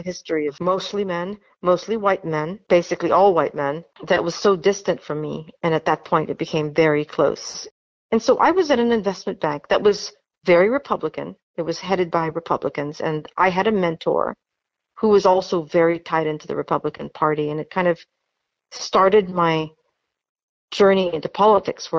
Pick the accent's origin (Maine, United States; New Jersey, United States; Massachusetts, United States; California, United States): California, United States; Los Angeles; also born or lived in Philippines; a childhood that was kind of anonymous growing up in Los Angeles in the United States